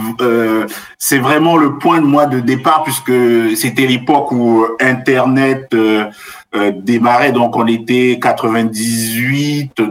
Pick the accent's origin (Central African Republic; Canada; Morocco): Central African Republic; moved away as an adult; also born or lived in Cameroon; now in France; je suis originaire d'Afrique. Je suis né au Cameroun, mais je suis originaire du Bénin. Puis j'ai grandi dans différents pays africains, notamment en République centrafricaine. Mhm. Et à 18 ans, je suis venu en France pour faire mes études.